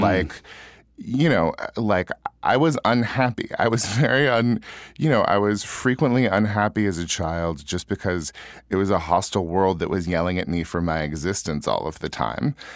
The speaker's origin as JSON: {"language": "English", "town": "Yuba City", "region": "California", "country": "United States", "tie": "born or raised there", "also_born_or_lived": "Minnesota", "moved": "as an adult", "said": "my hometown"}